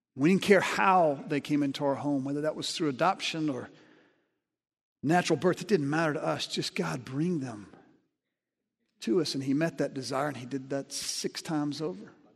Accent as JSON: {"language": "English", "region": "Alabama", "country": "United States", "tie": "born or raised there", "said": "I grew up in Alabama"}